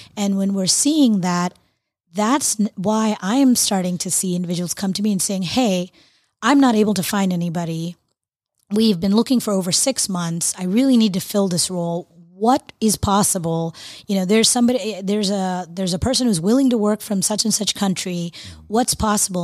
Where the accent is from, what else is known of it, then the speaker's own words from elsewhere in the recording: Florida, United States; moved away; I'm from Florida originally